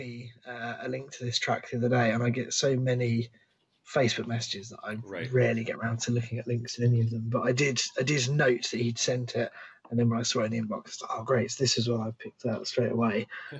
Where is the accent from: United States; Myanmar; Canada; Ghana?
Canada; I honestly haven't cared much about … in years, and I'm Canadian.